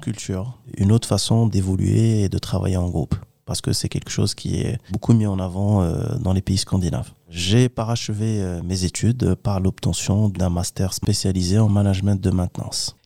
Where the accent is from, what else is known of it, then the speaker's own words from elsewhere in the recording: Kenitra, Rabat-Salé-Kénitra, Morocco; moved away as an adult; now in France; je suis originaire du Maroc, plus précisément de la ville de Kenitra.